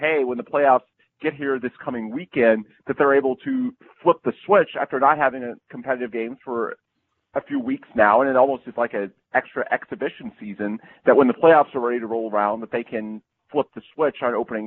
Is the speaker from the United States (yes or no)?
yes; Houston, Texas, United States; born or raised there